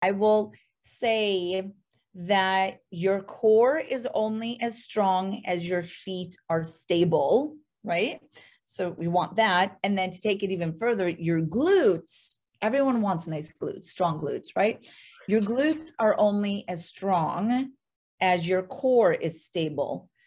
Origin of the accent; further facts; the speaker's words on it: North Dakota, United States; moved away; I am actually from North Dakota